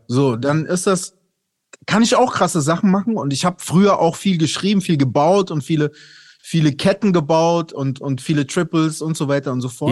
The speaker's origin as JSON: {"language": "German", "town": "Aschaffenburg", "region": "Bavaria", "country": "Germany", "tie": "born or raised there", "said": "ich bin ja in Aschaffenburg aufgewachsen bei Frankfurt"}